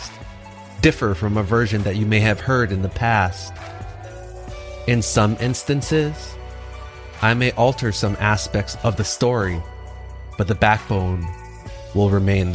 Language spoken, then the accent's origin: English; Hawaii, United States; moved away as an adult; Growing up in Hawaii